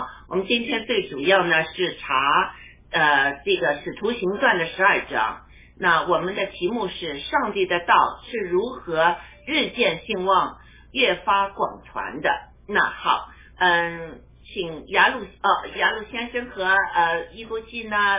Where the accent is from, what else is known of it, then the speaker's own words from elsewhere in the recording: China; 我们中国人确实经历了很多苦难